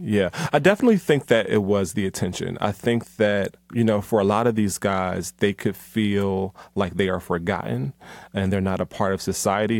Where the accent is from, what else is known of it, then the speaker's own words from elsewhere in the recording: Philadelphia, Pennsylvania, United States; now in Atlanta, United States; Philly, you know, my hometown